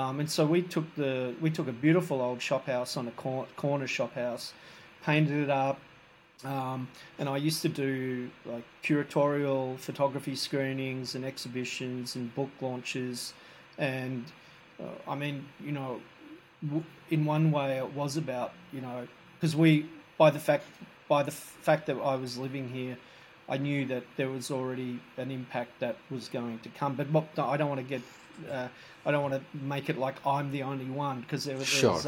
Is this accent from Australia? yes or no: yes; Australia; now in Bangkok, Thailand; As an Australian living in Thailand